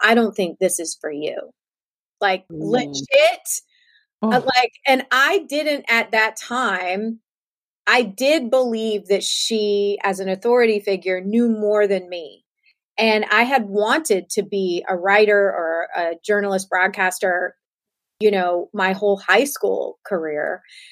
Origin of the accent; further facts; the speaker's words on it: Savannah, Georgia, United States; growing up in Savannah, Georgia